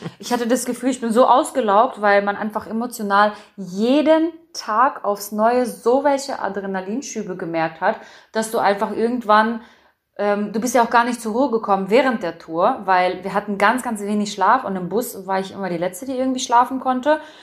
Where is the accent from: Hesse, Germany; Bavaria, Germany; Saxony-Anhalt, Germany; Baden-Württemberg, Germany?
Saxony-Anhalt, Germany; also born or lived in Berlin / North Rhine-Westphalia; dann mein Hauptwohnsitz, wo ich aufgewachsen bin, wo ich auch dann angefangen habe, nach Berlin jedes Mal zu pendeln, war Sachsen-Anhalt